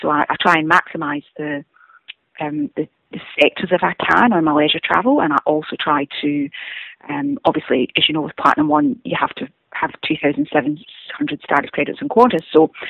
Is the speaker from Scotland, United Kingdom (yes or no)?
yes; Scotland, United Kingdom; accent: Scottish; moved away; is about 21 miles outside of Glasgow, hence the accent. However, most people back home think that my accent has changed. Right. But I guess I'll always have a Scottish accent. So I moved here in 1998 for 12 months, and I never went home